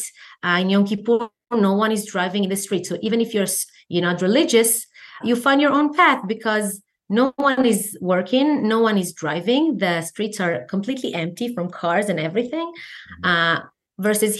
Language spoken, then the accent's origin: English; Ashkelon, Southern District, Israel; moved away as an adult; also born or lived in Kfar Aza, Israel; now in San Francisco, United States; I was born in Ashkelon. It's a city in the south of Israel. When I was a teenager, we moved to Kibbutz Kfar Aza